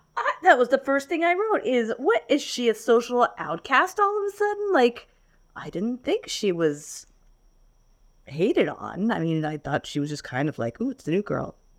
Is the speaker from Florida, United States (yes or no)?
yes; Florida, United States; I grew up in Florida